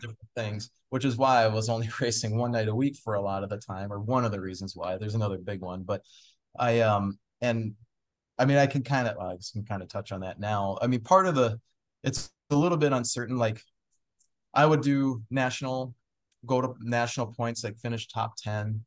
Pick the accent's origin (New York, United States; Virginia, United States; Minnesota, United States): Minnesota, United States; Anoka; also born or lived in Moorhead, Minnesota; growing up in Anoka